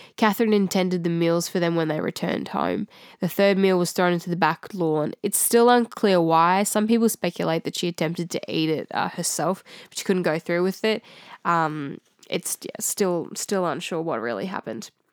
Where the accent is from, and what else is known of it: Australia